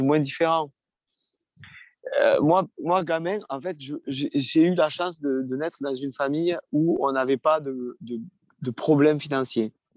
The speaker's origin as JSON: {"language": "French", "country": "France", "said": "je chante en français, en anglais, mais je suis français"}